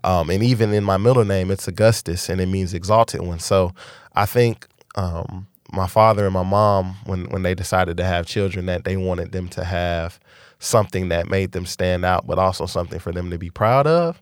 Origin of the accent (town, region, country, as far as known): Dallas, Texas, United States; born or raised there; also born or lived in San Antonio